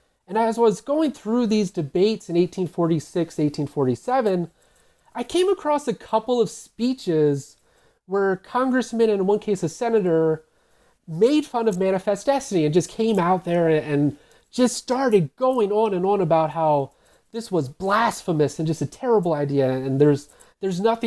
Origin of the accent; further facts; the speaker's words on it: United States; I grew up right outside of Washington, D.C., and ended up going to several institutions in the area